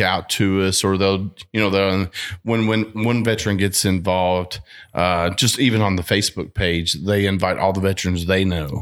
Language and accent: English; Bardstown, Kentucky, United States; growing up in Barstow